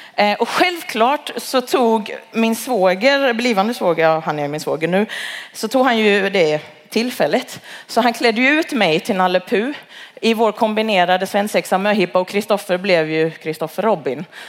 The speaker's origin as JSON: {"language": "Swedish", "town": "Halmstad", "region": "Halland County", "country": "Sweden", "tie": "born or raised there", "moved": "as an adult", "lives_now": "Malmö, Sweden", "said": "jag är född och uppvuxen i Halmstad"}